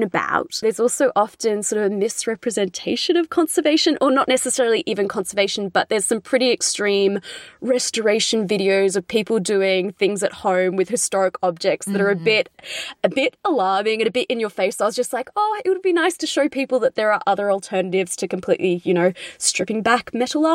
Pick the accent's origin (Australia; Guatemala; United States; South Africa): Australia; accent: Australian; you can probably tell from my accent, I'm from Australia.